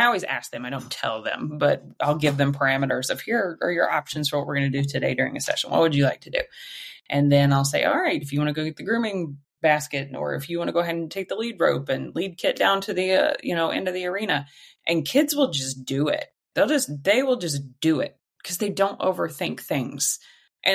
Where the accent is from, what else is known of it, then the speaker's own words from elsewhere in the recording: Southwest Missouri, United States; I grew up in Southwest Missouri, very, very rural town, very rural